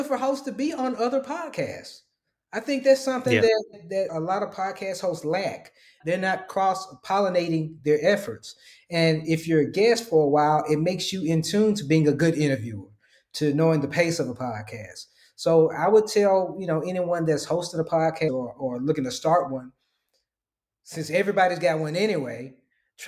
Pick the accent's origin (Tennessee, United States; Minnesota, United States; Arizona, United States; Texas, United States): Tennessee, United States; Memphis; now in Dallas, United States; my hometown of Memphis